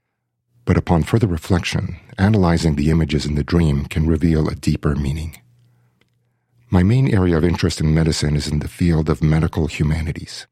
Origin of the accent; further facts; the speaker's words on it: Mexico City, Mexico; also born or lived in Kingston, Canada; now in Canada; I was born and raised in Mexico City and immigrated to Canada with my family in 1982